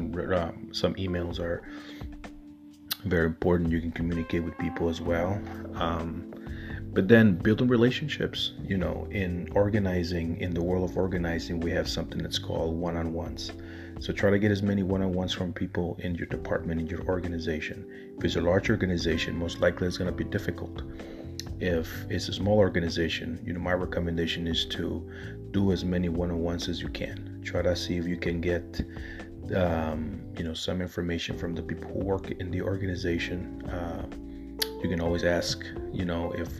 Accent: Chicago, Illinois, United States; Chicago, my hometown

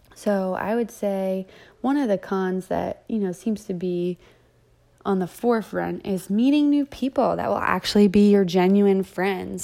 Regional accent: Delaware, United States; moved away as an adult; now in Atlanta, United States; I'm from Delaware, the first state.

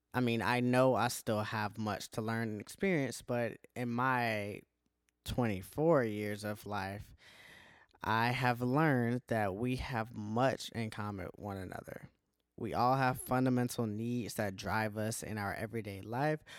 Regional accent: Milledgeville, Georgia, United States; I am from Milledgeville, Georgia

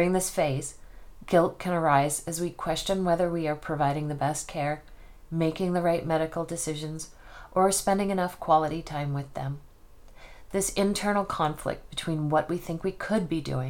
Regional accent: Nova Scotia, Canada; now in Spokane, United States; I didn't go home to Nova Scotia from Spokane, Washington more often

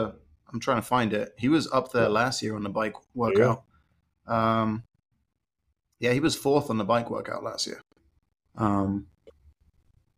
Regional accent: England, United Kingdom; moved away; growing up in England, like I would bike everywhere

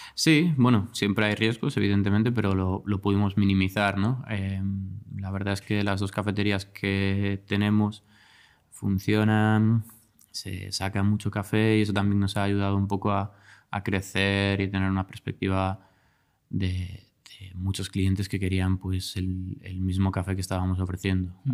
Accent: Galicia, Spain; moved away as an adult; also born or lived in Barcelona; yo soy gallego

